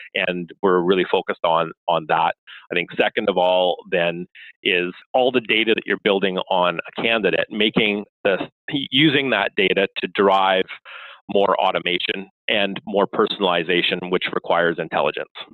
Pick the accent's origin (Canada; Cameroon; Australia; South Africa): Canada; I am Canadian.